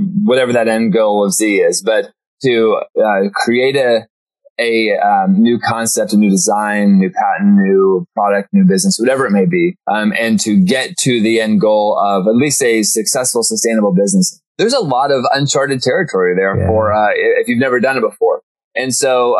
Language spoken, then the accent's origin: English; Norman, Oklahoma, United States; I was born in Oklahoma. Grew up in Norman